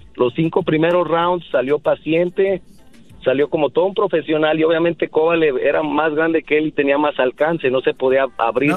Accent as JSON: {"language": "Spanish", "region": "Jalisco", "country": "Mexico", "said": "soy de Jalisco"}